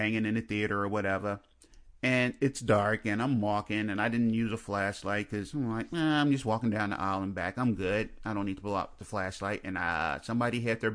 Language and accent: English; Chicago, Illinois, United States; I'm from Chicago